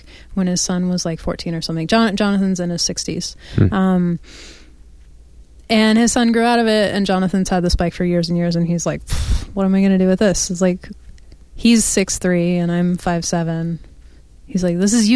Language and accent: English; New York, United States; now in Portland, United States; I'm from New York